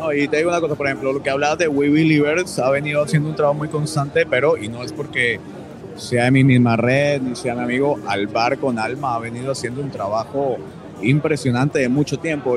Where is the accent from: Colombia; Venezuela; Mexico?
Colombia; los colombianos